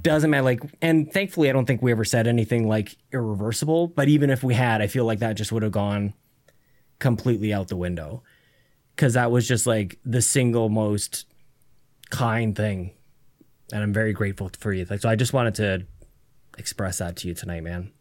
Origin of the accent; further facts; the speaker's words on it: Canada; being Canadian